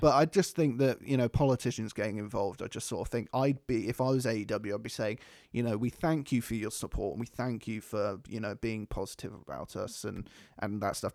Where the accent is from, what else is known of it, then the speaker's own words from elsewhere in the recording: United Kingdom; We're British